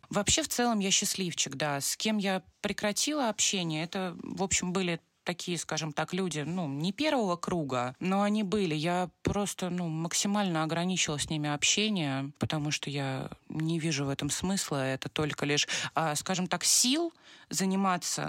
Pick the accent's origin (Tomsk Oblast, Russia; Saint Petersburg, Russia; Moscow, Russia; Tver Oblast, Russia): Moscow, Russia; я из Москвы